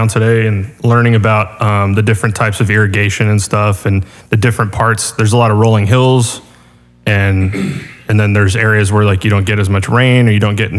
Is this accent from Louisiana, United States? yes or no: no; California, United States; moved away; also born or lived in Texas; I come from California.